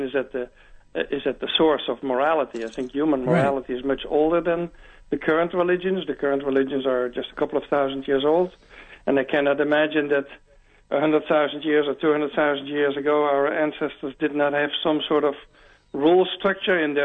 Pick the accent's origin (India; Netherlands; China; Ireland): Netherlands; moved away as an adult; now in Atlanta, United States; I grew up in the Netherlands